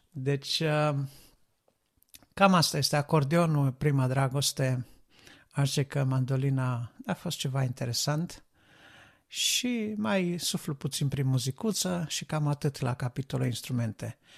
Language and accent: Romanian; Reșița, Caraș-Severin County, Romania; now in United Kingdom; Eu locuiesc în Marea Britanie acum, dar uh, am plecat de la Reșița, ca să spun așa, în urmă cu vreo 10 ani